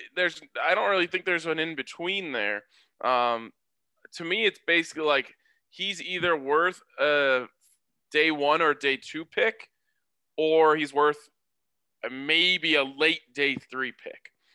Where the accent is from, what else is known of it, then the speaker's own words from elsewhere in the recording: Colorado, United States; my hometown and Boulder